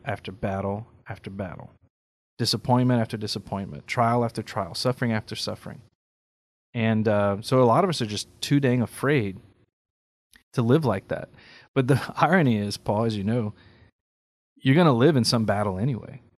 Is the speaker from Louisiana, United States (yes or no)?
yes; Carencro, Louisiana, United States; in my hometown, Karen Crowe, there's a school she founded